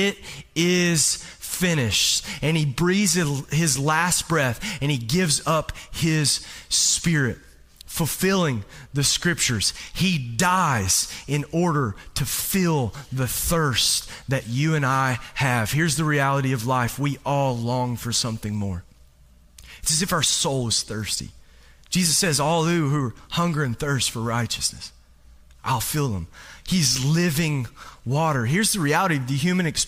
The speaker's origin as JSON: {"language": "English", "region": "Kentucky", "country": "United States", "moved": "as an adult", "said": "I'm not from around here. And I'm from Kentucky"}